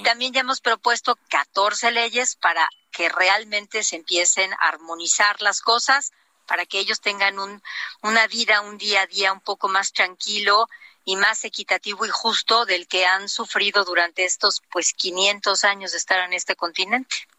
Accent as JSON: {"language": "Spanish", "region": "Oaxaca", "country": "Mexico", "said": "seguir trabajando por mi tierra"}